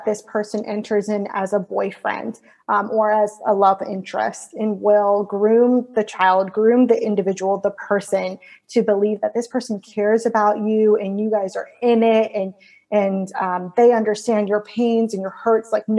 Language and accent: English; Florida, United States; moved away as an adult; also born or lived in California; I'm from Florida, but I ended up in California doing some school